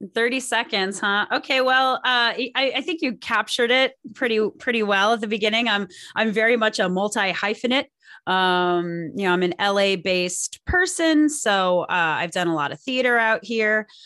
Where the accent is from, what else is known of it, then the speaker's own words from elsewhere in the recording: Pasadena, California, United States; the Pasadena Playhouse in my hometown